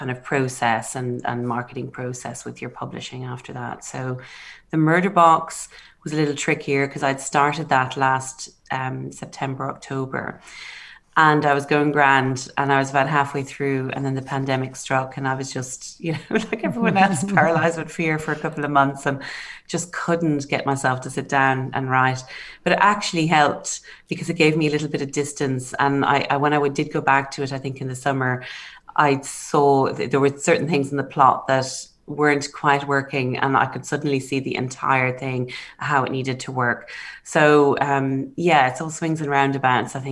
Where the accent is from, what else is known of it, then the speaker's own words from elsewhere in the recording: Ireland; now in Oxford, United Kingdom; being Irish